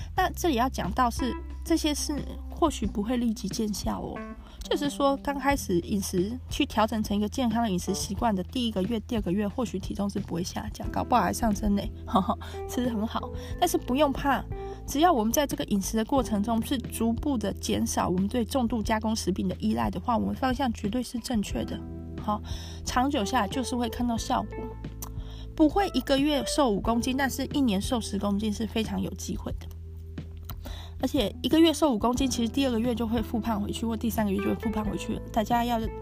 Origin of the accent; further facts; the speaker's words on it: Taiwan; 我们是台湾人